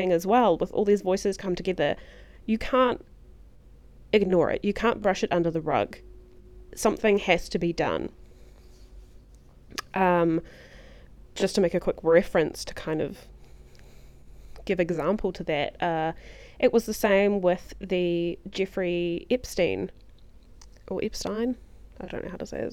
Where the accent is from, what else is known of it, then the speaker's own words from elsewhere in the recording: New Zealand; I'm from New Zealand